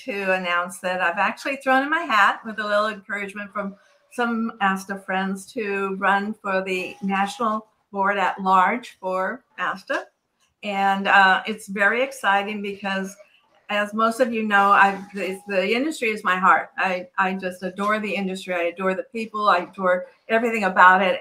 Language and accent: English; California, United States; I'm born and raised in California